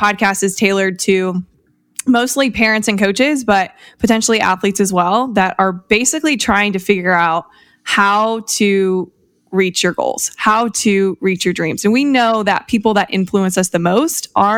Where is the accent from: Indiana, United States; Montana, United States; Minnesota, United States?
Indiana, United States; Fort Wayne; I'm a girl from the Midwest. I grew up in Fort Wayne, Indiana